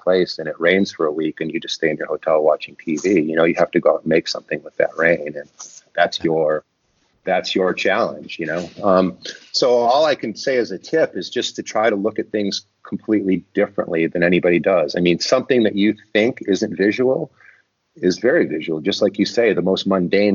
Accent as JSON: {"language": "English", "town": "Detroit", "region": "Michigan", "country": "United States", "tie": "born or raised there", "said": "I grew up in Detroit and I lived very near the Rouge auto plant"}